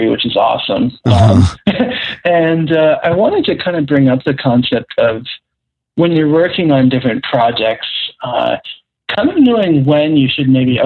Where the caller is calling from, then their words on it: Toronto, Ontario, Canada; calling from Toronto.